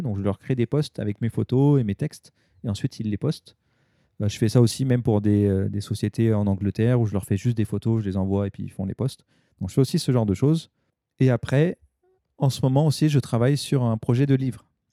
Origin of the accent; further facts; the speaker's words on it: Paris, Île-de-France, France; now in Japan; j'étais de Paris